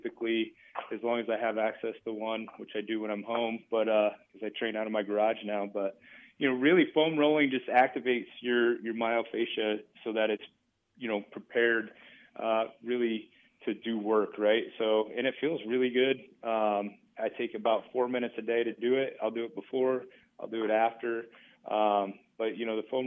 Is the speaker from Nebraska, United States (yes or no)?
yes; Battle Creek, Nebraska, United States; I'm from Battle Creek.